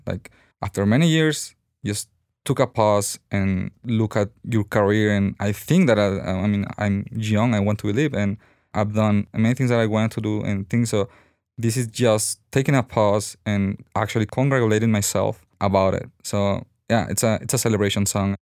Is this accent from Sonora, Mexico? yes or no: yes; Sonora, Mexico; moved away as an adult; now in Guadalajara, Mexico; I came from Sonora